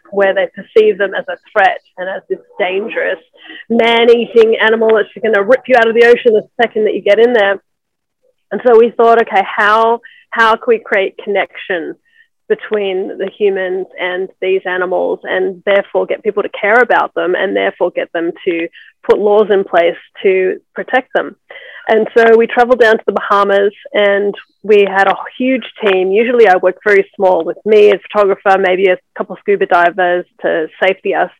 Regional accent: Australia; moved away as an adult; also born or lived in Byron Bay, Australia; now in Los Angeles, United States; I'm in Los Angeles. I've been here for the last 11 years, but I grew up mainly in Australia.

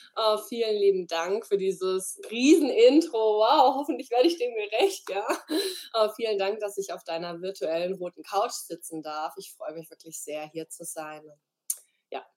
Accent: Freiburg, Baden-Württemberg, Germany; hier in Freiburg, bin zurück in meine Heimat gezogen

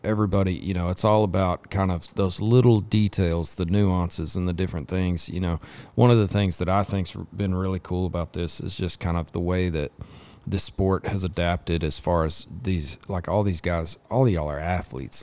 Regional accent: Lubbock, Texas, United States; I grew up in West Texas, I grew up over in Lubbock

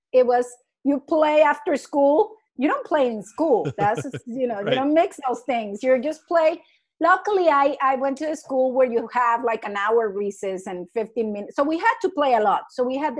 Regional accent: Colombia; moved away as an adult; I'm from Colombia and I wasn't an educator.

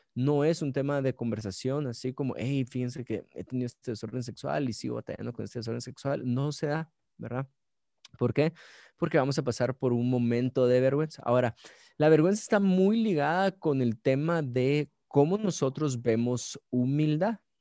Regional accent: Guatemala City, Guatemala Department, Guatemala; soy de Guate, ciudad de Guatemala, nací en la ciudad de Guatemala

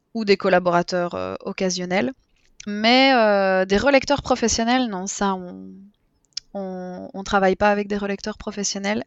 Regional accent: Belgium; je suis belge

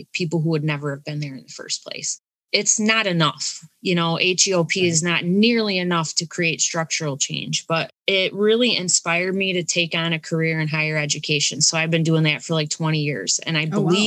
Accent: Olean, New York, United States; now in Buffalo, United States; I grew up in Olean and I'm out in the Buffalo area now

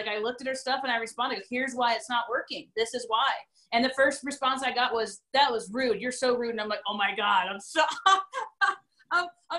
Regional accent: New York, United States; I'm from New York.

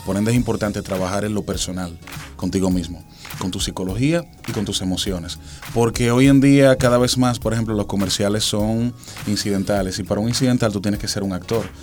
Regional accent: Dominican Republic; soy el único dominicano

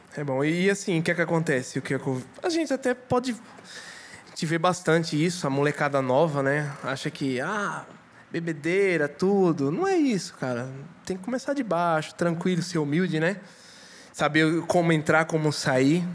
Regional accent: Pernambuco, Brazil; sou pernambucano.

